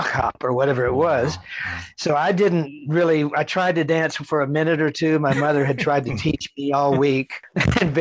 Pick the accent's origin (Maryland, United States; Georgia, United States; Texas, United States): Texas, United States; growing up in Texas